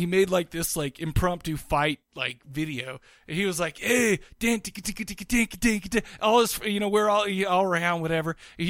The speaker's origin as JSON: {"language": "English", "town": "Farmington", "country": "United States", "tie": "born or raised there", "said": "I grew up in Farmington."}